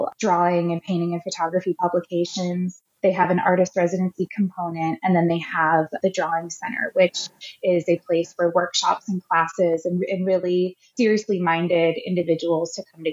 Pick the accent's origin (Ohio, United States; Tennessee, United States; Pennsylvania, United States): Ohio, United States; I've grown up in the Midwest. I'm from Ohio. I've lived almost my entire life in the same sort of region in Ohio